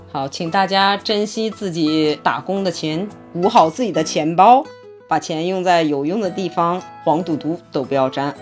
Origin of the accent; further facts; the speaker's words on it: Northeast China, China; now in Miami, United States; 但是我也是个东北人